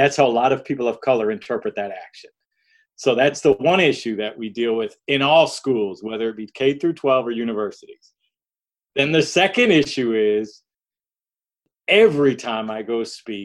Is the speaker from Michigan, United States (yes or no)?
yes; Detroit, Michigan, United States; I grew up in Detroit